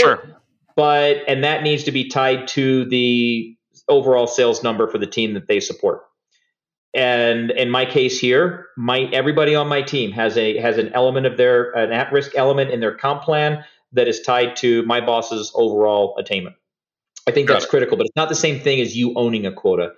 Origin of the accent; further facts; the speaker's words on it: Hollywood, Florida, United States; I grew up in South Florida, uh, near Fort Lauderdale, place called Hollywood